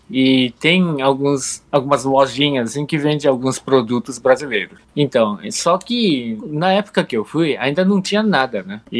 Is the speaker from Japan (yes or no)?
yes; Japan; moved away as an adult; now in Brazil; Com oito anos lá pro Japão. Daí eu cresci lá no Japão.